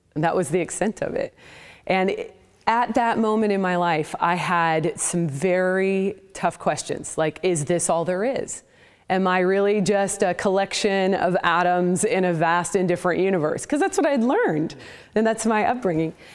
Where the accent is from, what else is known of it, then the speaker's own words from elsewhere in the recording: Portland, Oregon, United States; now in Houston, United States; I was raised in the Pacific Northwest in, uh, the Portland, Oregon area